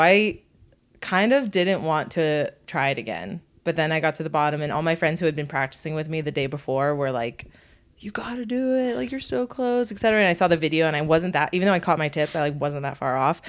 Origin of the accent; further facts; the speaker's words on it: California, United States; moved away; I'm from California